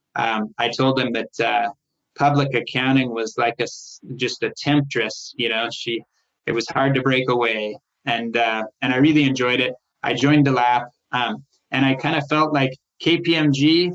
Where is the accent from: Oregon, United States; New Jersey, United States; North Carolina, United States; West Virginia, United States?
Oregon, United States; Portland; moved away as an adult; also born or lived in Los Angeles / Solvang, California; I was raised in Portland